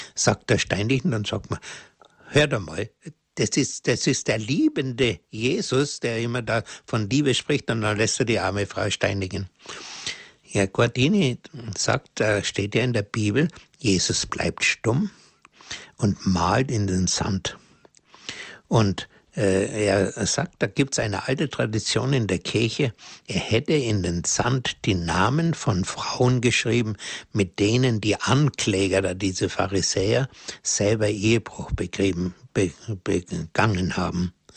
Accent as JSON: {"language": "German", "country": "Germany", "said": "bei uns in Deutschland"}